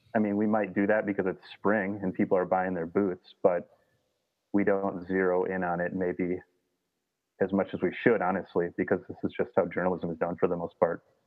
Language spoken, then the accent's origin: English; Minnesota, United States; I grew up in Minnesota, just kind of was born in a canoe almost